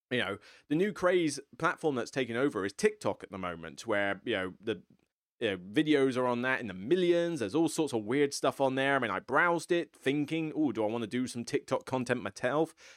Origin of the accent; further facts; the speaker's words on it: United Kingdom; I'm some random dude from the U K, so I'm not even from America